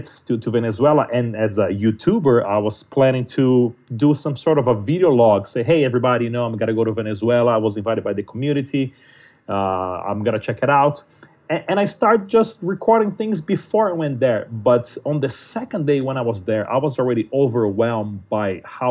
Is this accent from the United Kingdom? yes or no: no; Brazil; now in United States; I speak Portuguese, I'm from Brazil